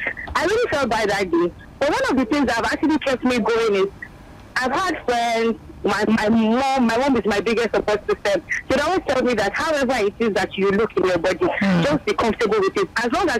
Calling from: Magodo, Lagos, Nigeria; I'm calling from Magodo.

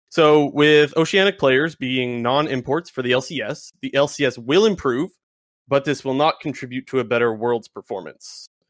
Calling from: Canada; I'm calling from Canada.

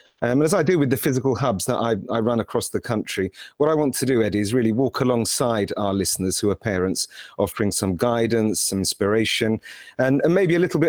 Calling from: Purley, London, United Kingdom; Well, I'm speaking from Purley, Greater London. It's where I'm based, but traveling a lot recently. But today I'm in London.

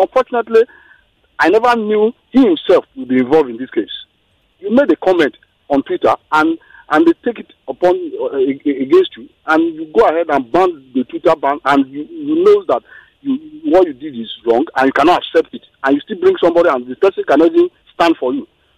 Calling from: Kenya; Yeah, I'm calling from Kenya.

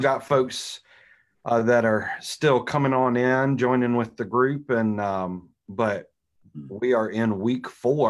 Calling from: Milford, Delaware, United States; Arnett Muldrow and Associates. I am joining everybody from Milford, Delaware.

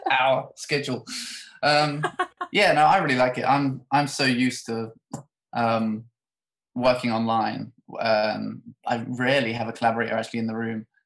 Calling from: England, United Kingdom; I'm coming to you from England, uh, about 40 minutes from London.

